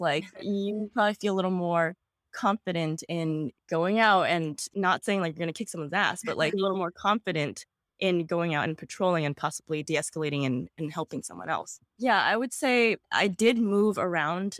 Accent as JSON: {"language": "English", "town": "New York City", "region": "New York", "country": "United States", "tie": "born or raised there", "said": "I was born and raised in Queens, New York. I am a native New Yorker"}